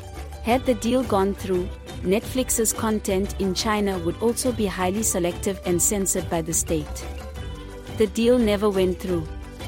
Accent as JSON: {"language": "English", "country": "South Africa", "said": "We are both from South Africa. And this is our city."}